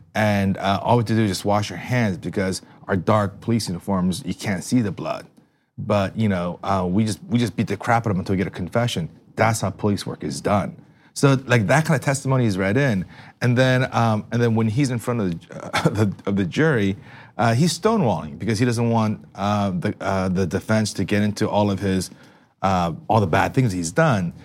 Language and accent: English; East Brunswick, New Jersey, United States; growing up in East Brunswick in the shadows of New York